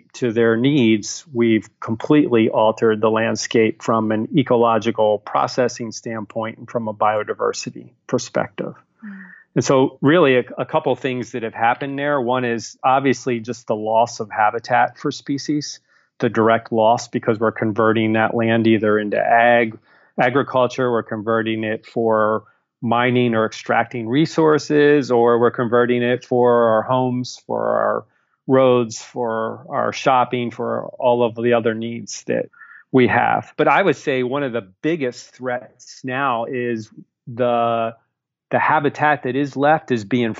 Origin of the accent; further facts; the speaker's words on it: Baltimore, Maryland, United States; I grew up in Baltimore